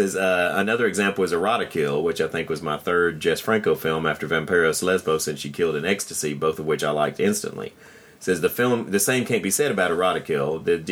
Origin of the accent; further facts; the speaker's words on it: Germany; English is a second language; it seems to me often very different from my own experiences since I'm from Germany.